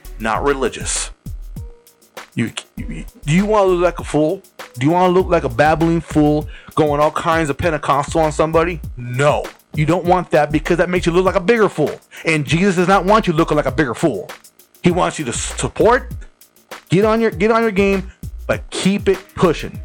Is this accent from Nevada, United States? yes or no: yes; Las Vegas, Nevada, United States; I'm from Las Vegas